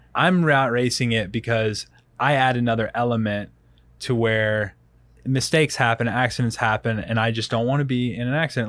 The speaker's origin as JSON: {"language": "English", "town": "Rock Hill", "region": "South Carolina", "country": "United States", "moved": "yes", "lives_now": "Colorado Springs, United States", "said": "I'm from Rock Hill originally, so, like, Rock Hill, South Carolina"}